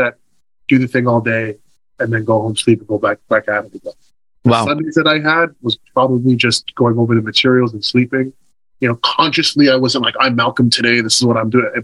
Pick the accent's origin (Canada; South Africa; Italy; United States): Canada; Toronto, Ontario; I love being from Toronto. I love being from Scarborough